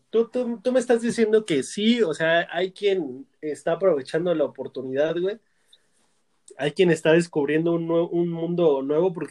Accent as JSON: {"language": "Spanish", "country": "Mexico"}